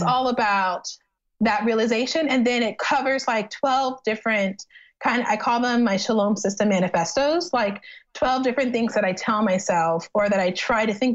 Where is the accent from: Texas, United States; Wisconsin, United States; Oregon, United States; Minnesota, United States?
Texas, United States; Texas City; moved away; my hometown's called Texas City